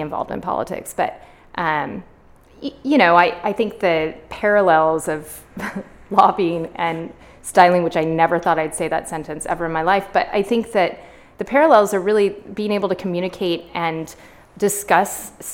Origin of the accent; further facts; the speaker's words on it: Sacramento, California, United States; also born or lived in Berkeley; I was born and raised in Sacramento